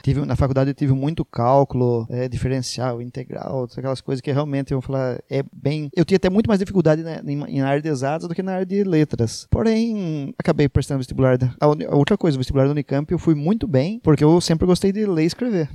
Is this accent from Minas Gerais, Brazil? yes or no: no; Iracemápolis, São Paulo, Brazil; a gente tinha orgulho de falar que era de Iracemápolis. Porque a nossa cidade era mais bonita